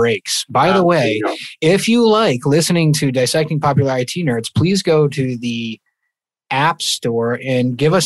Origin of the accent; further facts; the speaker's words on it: Maine, United States; I'm from Maine. I'm in Maine right now in the Northeast